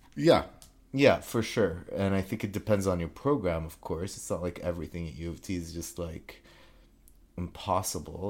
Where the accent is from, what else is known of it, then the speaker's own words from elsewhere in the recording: Saudi Arabia; moved away as an adult; now in Toronto, Canada; I was born and raised in Saudi Arabia, um, and then I, I finished high school there, and then I moved to Canada.